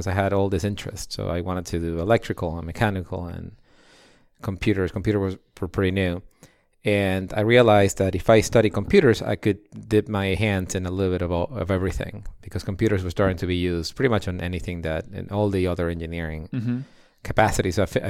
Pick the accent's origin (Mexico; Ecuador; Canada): Ecuador; So I'm the son of a Russian immigrant to Ecuador, and of my father who was both of them are engineers.